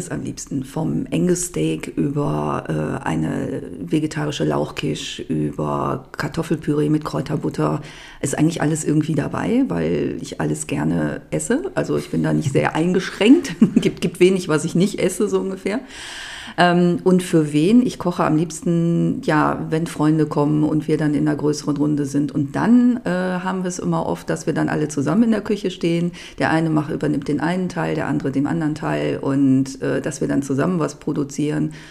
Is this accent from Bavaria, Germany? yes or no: no; Clausthal-Zellerfeld, Lower Saxony, Germany; Und äh, ja, ich komme aus Klausthal-Zellerfeld, aus dem Oberharz